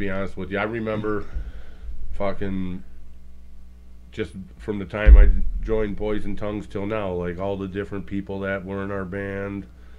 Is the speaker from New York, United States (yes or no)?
no; Detroit, Michigan, United States; we're from Detroit.